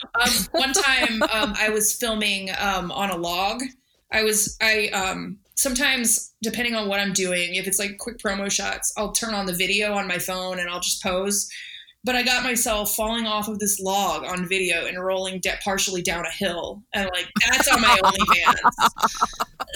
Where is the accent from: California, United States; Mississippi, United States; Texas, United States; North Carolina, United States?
Texas, United States; growing up in Texas, I was always out like looking for snakes